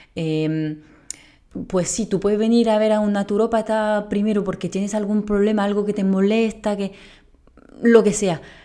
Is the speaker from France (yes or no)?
yes; France; Spanish is a second language; moved away as an adult; now in Spain; muy española no sueno, pues soy francesa